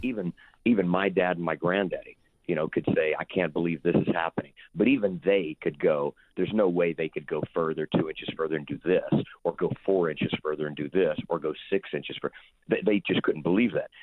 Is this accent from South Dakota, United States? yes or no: no; Houston, Texas, United States; also born or lived in Lake Charles, Louisiana / Los Angeles; I was born in Lake Charles, Louisiana, grew up in Houston, uh, from when I was three years old all through college